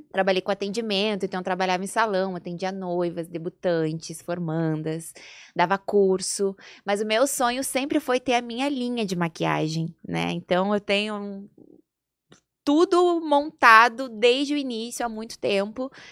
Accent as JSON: {"language": "Portuguese", "town": "Porto Alegre", "region": "Rio Grande do Sul", "country": "Brazil", "also_born_or_lived": "Gravataí / Rio de Janeiro", "moved": "as an adult", "lives_now": "São Paulo, Brazil", "said": "E eu sou do sul, eu sou gaúcha de Porto Alegre"}